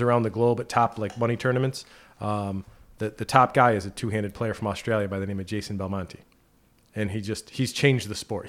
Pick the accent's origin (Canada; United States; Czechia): United States; near Clifton Park, New York; moved away as an adult; now in Plattsburgh, United States; my first position was at A X A Advisors down in Clifton Park, close, close to my hometown.